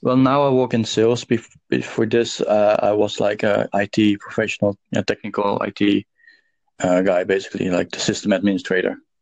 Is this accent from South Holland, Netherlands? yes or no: no; Amsterdam, North Holland, Netherlands; also born or lived in South Africa; I'm Dutch and I'm from Amsterdam